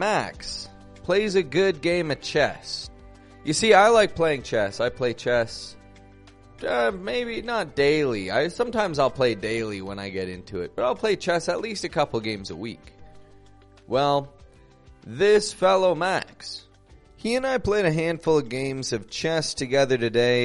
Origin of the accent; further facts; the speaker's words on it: Toronto, Ontario, Canada; now in Monterrey, Mexico; I'm from Toronto, Canada.